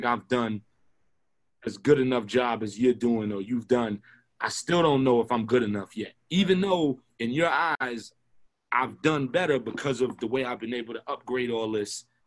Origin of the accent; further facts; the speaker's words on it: New York City, New York, United States; I was born in Kings County, which if you know Brooklyn, is one of the worst hospitals, if not the worst hospital in Brooklyn